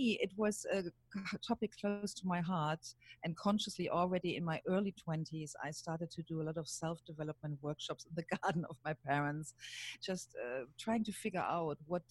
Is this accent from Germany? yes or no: yes; Germany; accent: German; English is a second language; moved away; You hear my accent. I'm German.